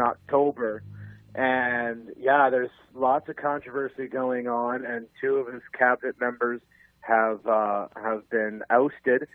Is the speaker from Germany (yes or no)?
no; Canada; strictly Canadian